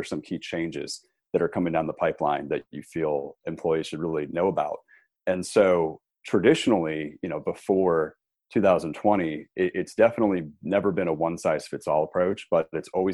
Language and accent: English; New England, United States; also born or lived in Colorado / Burlington, Vermont; I grew up in New England, so we always kind of had our sights set on living up here